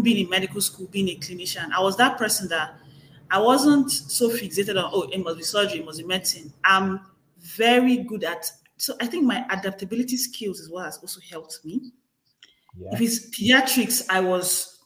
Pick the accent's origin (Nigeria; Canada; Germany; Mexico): Nigeria; moved away as an adult; now in United States; I'm a Nigerian